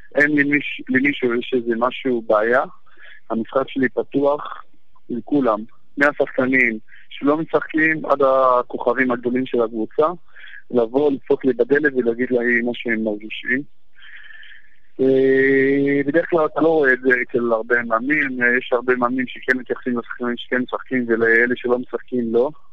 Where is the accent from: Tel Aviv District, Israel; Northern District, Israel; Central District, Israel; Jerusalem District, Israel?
Northern District, Israel; Jadeidi-Makr; born or raised there; moved away as an adult; also born or lived in Haifa; now in Brighton, United Kingdom